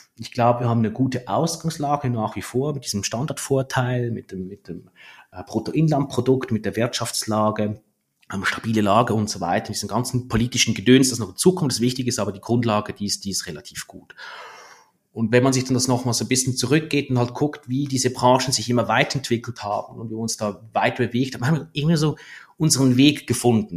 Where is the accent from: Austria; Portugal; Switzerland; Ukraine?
Switzerland; als Schweizer